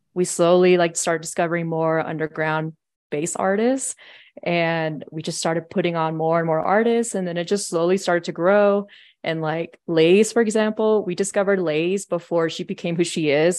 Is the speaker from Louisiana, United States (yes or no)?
no; San Diego, California, United States; moved away as an adult; now in Denver, United States; I'm from San Diego, and so I moved out here to Colorado in twenty fourteen to go to C S U